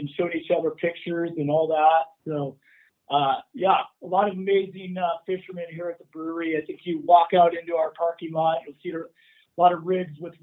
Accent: Oregon, United States; growing up in Oregon

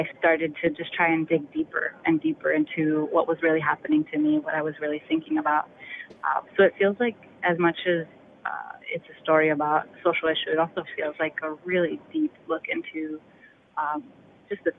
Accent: New York City, New York, United States; moved away as an adult; now in Washington, D.C., United States; the neighborhoods that I grew up in the Bronx

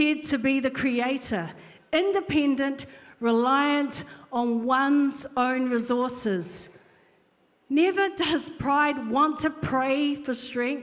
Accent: Auckland, New Zealand; I was brought up in Epsom, Polynesian family living in Epsom

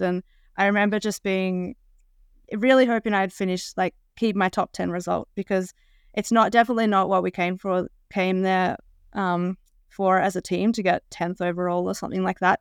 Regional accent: Australia; as an Australian

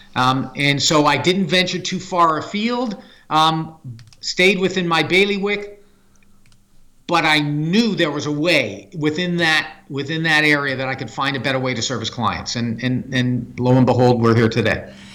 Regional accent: Canada; I'm a Canadian human resources leader

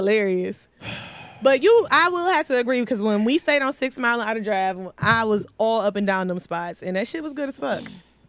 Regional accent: Detroit, Michigan, United States; I'm from Mack and McCullen.

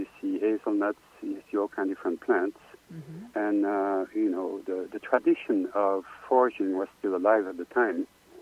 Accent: Belgium; accent: French; English is a second language; now in Los Angeles, United States; I grew up in Belgium

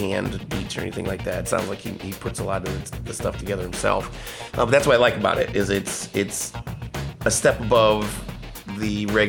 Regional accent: Howe, Indiana, United States; my hometown is Howe, Indiana

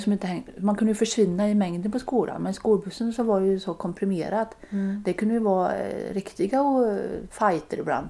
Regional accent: Baldersnäs, Västra Götaland, Sweden; Där är jag född och uppväxt

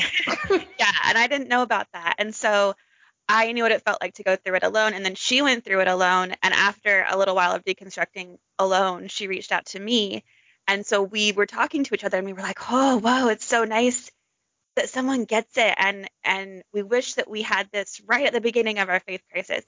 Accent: Orem, Utah, United States; I grew up in Orem, Utah, right next to BYU

